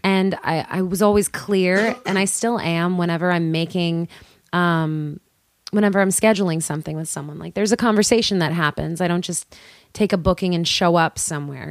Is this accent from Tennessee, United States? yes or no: no; New York City, New York, United States; born and raised in Queens